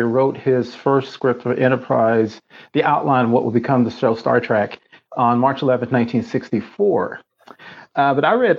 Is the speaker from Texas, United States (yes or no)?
yes; Texas, United States; chopped beef brisket I grew up eating in Texas